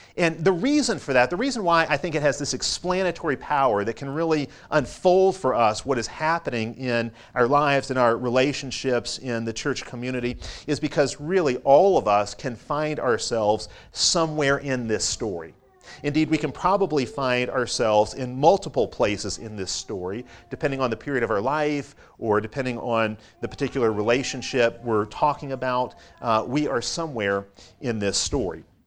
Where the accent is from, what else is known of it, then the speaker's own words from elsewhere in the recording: Chicago, Illinois, United States; moved away; I grew up in Chicago